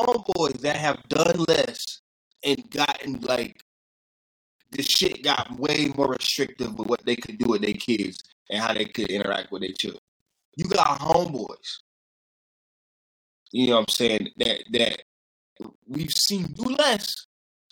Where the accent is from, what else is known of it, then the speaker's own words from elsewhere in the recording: the South, United States; I'm from the South. I grew up with the flag